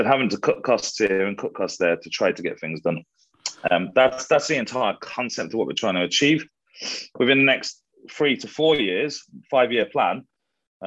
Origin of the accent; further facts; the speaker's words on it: United Kingdom; being Brit